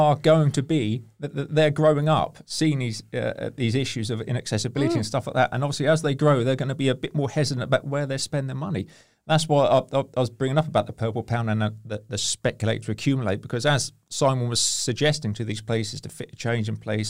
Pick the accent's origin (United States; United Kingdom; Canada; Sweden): United Kingdom; Hampshire, South East England; I'm from Hampshire. I've been called a bumpkin.